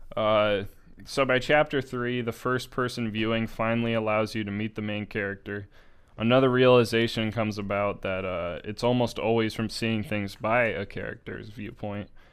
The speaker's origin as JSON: {"language": "English", "country": "United States", "said": "I'm American"}